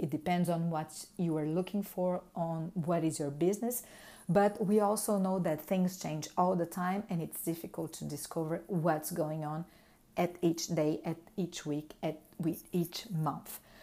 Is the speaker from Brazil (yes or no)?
yes; Brazil; English is a second language; moved away as an adult; now in Montreal, Canada; I was formed in Brazil in, uh, two thousand and two